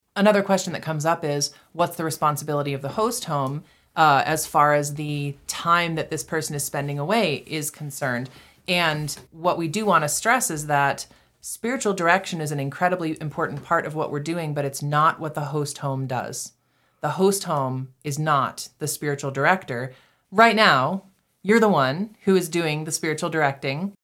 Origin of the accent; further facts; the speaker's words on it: Massachusetts, United States; moved away as an adult; also born or lived in Texas / Saint Louis; now in Canyon, United States; I grew up in Massachusetts